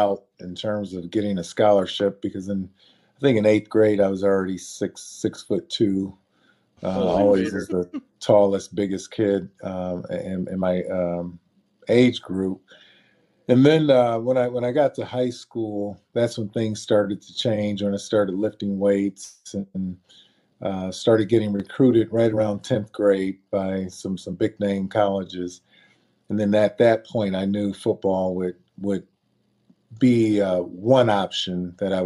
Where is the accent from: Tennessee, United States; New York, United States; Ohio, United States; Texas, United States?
Ohio, United States; Akron; I grew up in Akron, Ohio, better known as LeBron James hometown now.